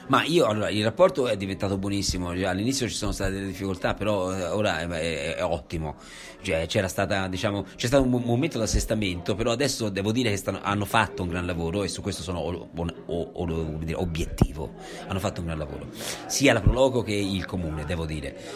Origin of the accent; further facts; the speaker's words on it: Italy; moved away as an adult; ho scelto di tornare a Borgo, da dove sono partito, quindi questo è il mio paese, sono nato, ci ho vissuto, adesso ci sono tornato